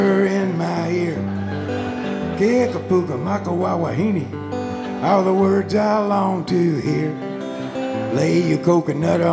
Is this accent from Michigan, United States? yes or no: no; Chicago, Illinois, United States; Me and my three brothers are all born and raised in Chicago